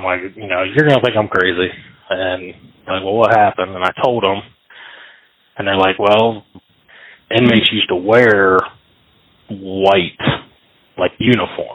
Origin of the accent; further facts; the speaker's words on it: Baltimore, Ohio, United States; also born or lived in Columbus, Ohio; My family, we moved to the Baltimore area, which is about 20, 30 minutes north of the BIS prison. So I've lived in the area my whole life